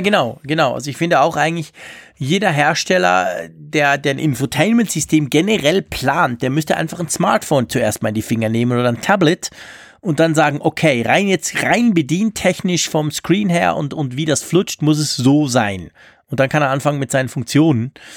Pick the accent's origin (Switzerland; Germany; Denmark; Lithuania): Switzerland; als Schweizer